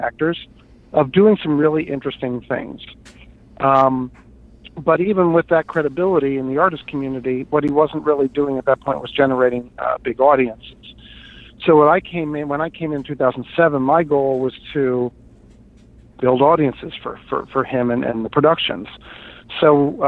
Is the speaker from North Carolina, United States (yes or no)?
no; Hershey, Pennsylvania, United States; moved away as an adult; also born or lived in New York; I grew up in Hershey, Pennsylvania